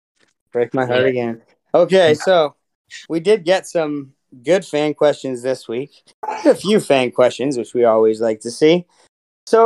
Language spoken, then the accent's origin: English; Saskatoon, Saskatchewan, Canada; Yeah, I'm from Saskatoon, eh?